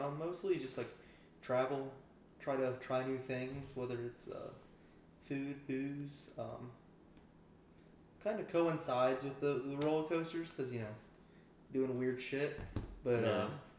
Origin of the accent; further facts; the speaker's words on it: Maryland, United States; also born or lived in Ohio / Illinois; now in Tampa, United States; Originally, Maryland. I then lived in Ohio and Illinois for a little bit. Did some theme parks out there. Worked for them for a little bit. Then kind of moved my way out to Florida, and now I'm stuck here in Tampa.